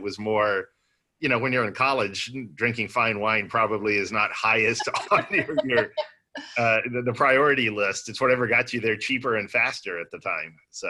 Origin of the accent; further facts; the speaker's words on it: Austin, Texas, United States; Born and raised in Austin. Some people would say Austin's not typical Texas, but it is Texas nonetheless.